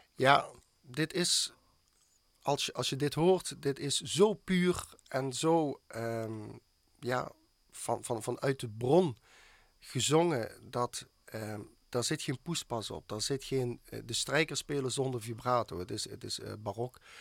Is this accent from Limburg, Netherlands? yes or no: yes; Schimmert, Limburg, Netherlands; het dorp waar ik vandaan kom, het Schimmert